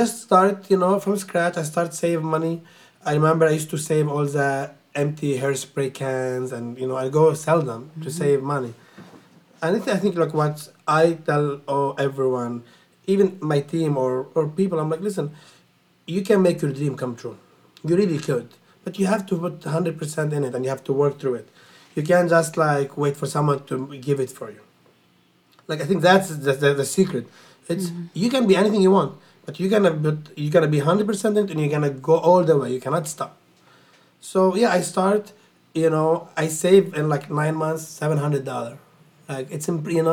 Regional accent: Lebanon; moved away as an adult; now in New York, United States; I grew up in Lebanon.

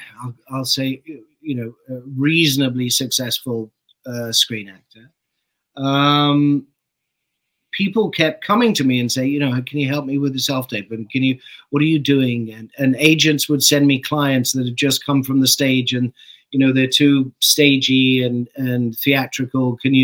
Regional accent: Saskatchewan, Canada; I grew up in Saskatchewan.

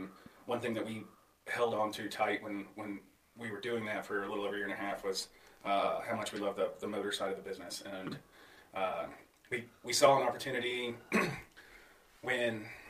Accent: St. Simons Island, Georgia, United States; also born or lived in Maine / Massachusetts / Maryland / Florida; I grew up in Georgia. Southeast Georgia, on an island called St. Simon's Island. Awesome place to grow up.

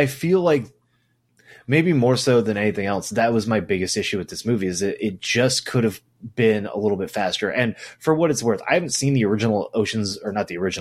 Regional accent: California, United States; I'm from California.

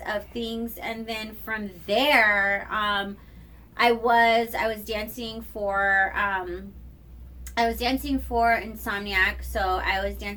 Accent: Riverside, California, United States; moved away as an adult; also born or lived in Los Angeles; now in Las Vegas, United States; I'm from Riverside, so it's like there ain't shit out there

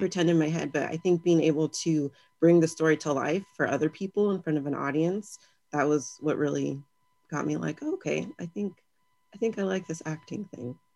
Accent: Victorville, California, United States; I'm from Southern California. I grew up in Victorville

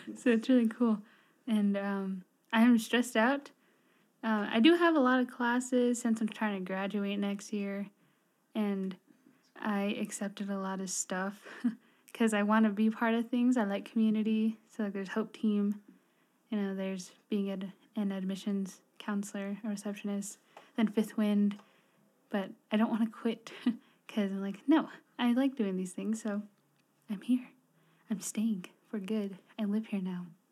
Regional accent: Red Springs, New Mexico, United States; I'm from Red Springs, New Mexico. If you don't know where that is, it's south of Gallup, New Mexico.

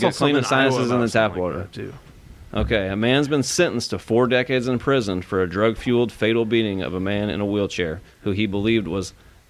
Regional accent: Illinois, United States; But we're from Illinois

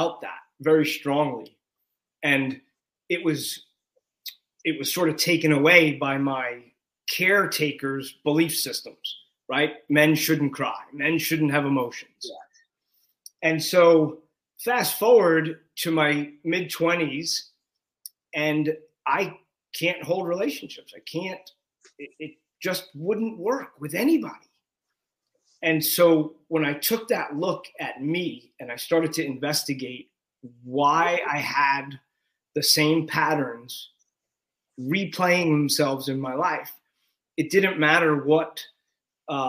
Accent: New York, United States; I grew up in New York.

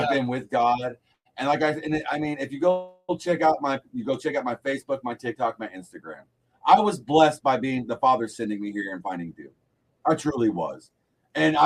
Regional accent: Arkansas, United States; I lived in Arkansas my whole life, basically

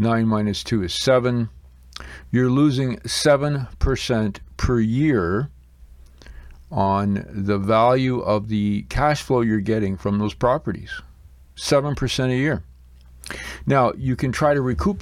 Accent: Blenheim, Ontario, Canada; I took a look at my hometown here in Blenheim, Ontario, Canada

